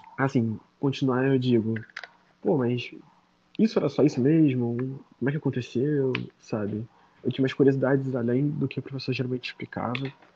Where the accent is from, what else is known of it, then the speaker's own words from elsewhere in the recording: Nilópolis, Rio de Janeiro, Brazil; Sou nascido e criado na Baixada Fluminense, no Rio de Janeiro.